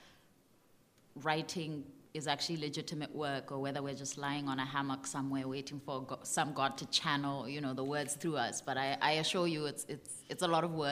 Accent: Botswana; I come from Botswana, and I'm here in Iowa City for 10 weeks

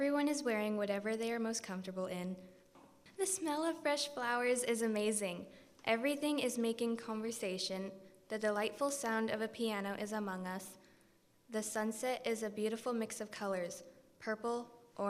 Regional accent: Eldon, Iowa, United States; I'm from Eldon, Iowa.

